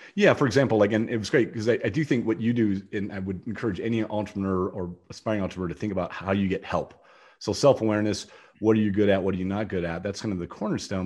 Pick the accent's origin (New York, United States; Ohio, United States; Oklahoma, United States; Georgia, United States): Ohio, United States; moved away as an adult; also born or lived in Jackson; now in Austin, United States; I grew up in Ohio. I don't, I used to live in Ohio. So I've escaped Ohio, but I'm, i go between Austin and Jackson